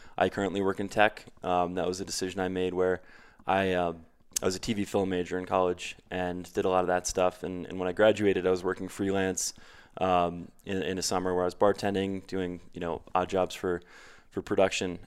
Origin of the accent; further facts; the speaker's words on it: New Canaan, Connecticut, United States; moved away as an adult; also born or lived in Queens, New York / Stamford, Connecticut / New York City; I grew up in, uh, just outside of New York City in Connecticut, the tri-state area